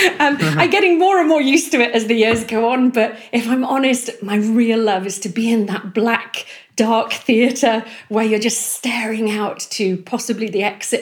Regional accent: Northumberland, North East England, United Kingdom; I'm from Northumberland, sort of Outer Hebrides of Northumberland

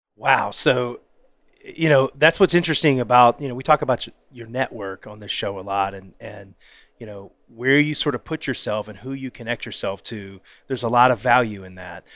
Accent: the South, United States; I'm from the South

